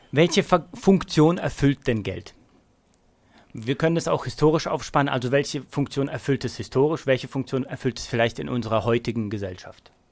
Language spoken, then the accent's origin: German; Kassel, Hesse, Germany